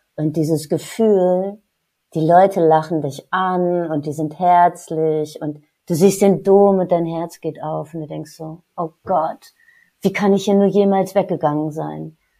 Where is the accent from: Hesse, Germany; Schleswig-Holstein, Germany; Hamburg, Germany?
Hesse, Germany; Marburg; moved away as an adult; also born or lived in Paris / Munich; now in Cologne, Germany; Ich bin gebürtig aus Marburg, einer sehr, sehr schönen, alten, ehrwürdigen Universitätsstadt